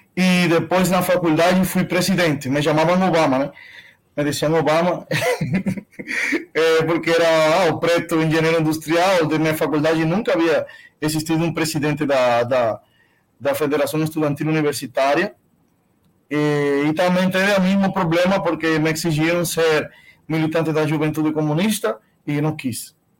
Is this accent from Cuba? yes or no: yes; Cuba; Portuguese is a second language; moved away as an adult; also born or lived in Nicaragua / Alagoas, Brazil; now in São Paulo, Brazil; nasci em Cuba